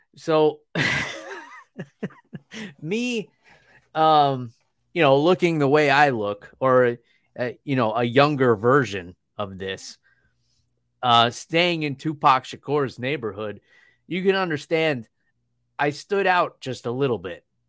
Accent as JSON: {"language": "English", "region": "New York", "country": "United States", "said": "I come from New York where it's pretty easy to get around. We got trains"}